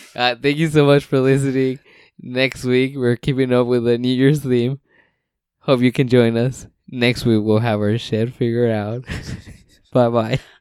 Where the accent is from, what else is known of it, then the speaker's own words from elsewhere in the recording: West Coast, United States; we're from the West Coast, Best Coast